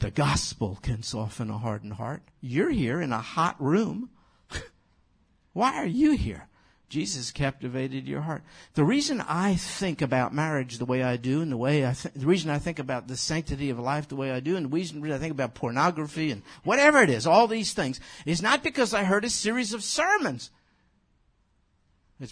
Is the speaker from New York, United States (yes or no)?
yes; New York City, New York, United States; That's my hometown.